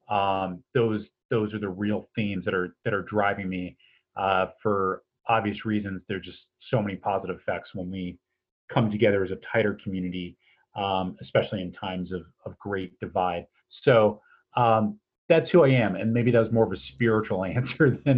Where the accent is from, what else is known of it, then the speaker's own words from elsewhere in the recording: East Coast, United States; also born or lived in San Francisco Bay Area; now in Iowa City, United States; I'm a citizen of Iowa City. I've been here for just about 15 years now, and uh, I'm originally from the East Coast and spent some time on the West Coast in the San Francisco Bay Area